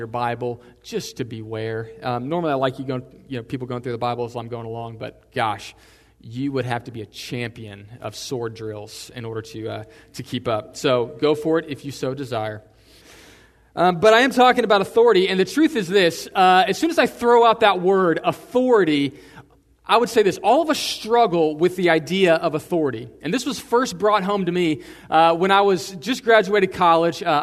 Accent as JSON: {"language": "English", "region": "Texas", "country": "United States", "said": "I'm in America, I'm a Texan"}